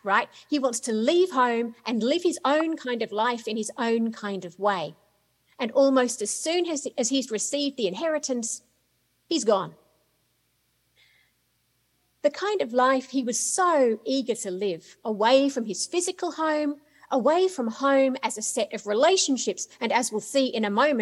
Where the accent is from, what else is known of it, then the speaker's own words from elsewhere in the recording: Australia; moved away as an adult; also born or lived in United Kingdom; now in United States; Is it Australia, where I was born and brought up? Is it the UK, where I lived for about 10 years? Is it here in the US, where I've lived now for 15 years, although it might not sound like it?